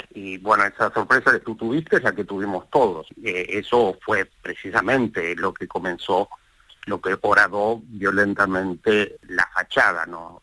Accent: Rosario, Santa Fe, Argentina; moved away as an adult; now in New York, United States; me siento, por supuesto, rosarino, rosarino de siempre

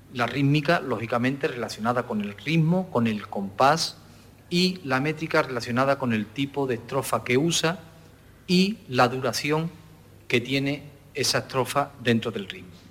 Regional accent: Alosno, Andalusia, Spain; los que somos de Alorno, que tengo la suerte de, ser de, ese pueblo

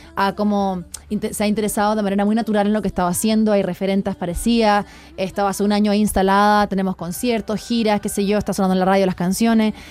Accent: Chile; moved away as an adult; now in Mexico; soy de Chile

